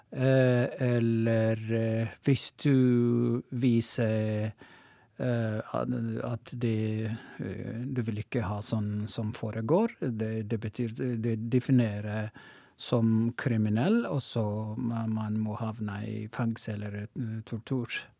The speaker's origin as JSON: {"language": "Norwegian", "area": "Oromo", "region": "Oromia", "country": "Ethiopia", "second_language": "Norwegian", "moved": "as an adult", "lives_now": "Tromsø, Norway", "said": "opprinnelig er jeg fra Etiopia, og Romo"}